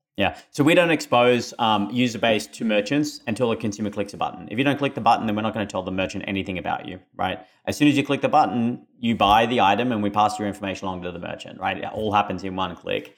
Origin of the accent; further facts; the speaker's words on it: Australia; moved away; my funny accent, I am Australian